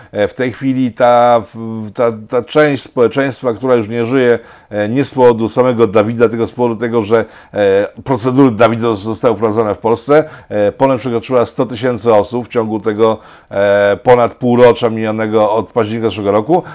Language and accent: Polish; Poland